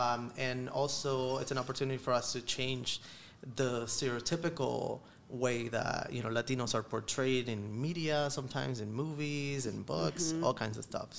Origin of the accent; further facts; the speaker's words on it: Florida, United States; now in Philadelphia, United States; I'm not from Philly. I actually grew up in Florida.